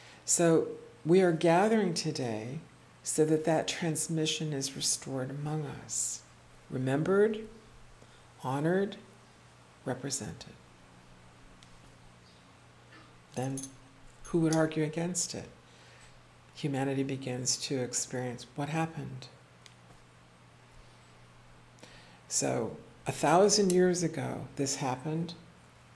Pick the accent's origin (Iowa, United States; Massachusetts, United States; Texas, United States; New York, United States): New York, United States; Corning; I was born in Corning